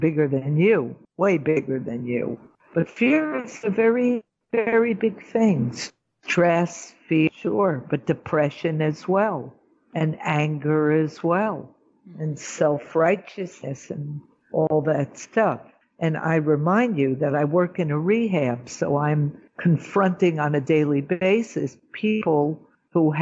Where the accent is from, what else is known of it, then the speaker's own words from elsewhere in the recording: New York, United States; moved away as an adult; now in Israel; I'm a New Yorker.